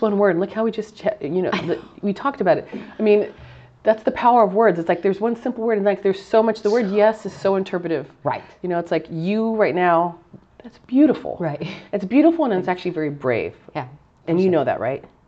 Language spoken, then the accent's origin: English; South Gate, California, United States; growing up in Southgate, it, we, we spoke Spanish